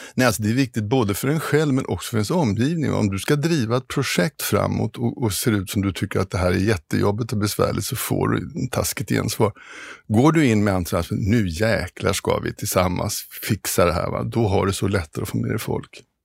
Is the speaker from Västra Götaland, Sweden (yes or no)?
no; Stockholm, Stockholm County, Sweden; moved away as an adult; also born or lived in Kiruna; Jag är stockholmare, född stockholmare och eh, har familjen här och mm, har aldrig tänkt flytta på mig